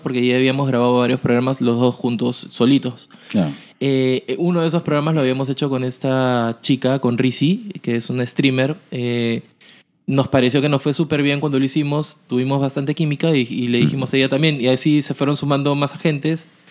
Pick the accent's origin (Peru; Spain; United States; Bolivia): Peru; Lima; como peruanos, como limeños